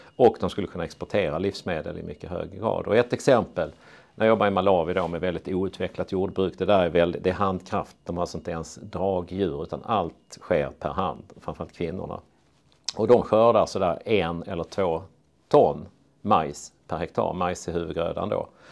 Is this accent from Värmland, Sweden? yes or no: no; Torna-Hällestad, Skåne, Sweden; moved away; also born or lived in Östra Ramlösa, Helsingborg / Uppsala; jag växte upp eh, utanför Lund i Torna-Hällestad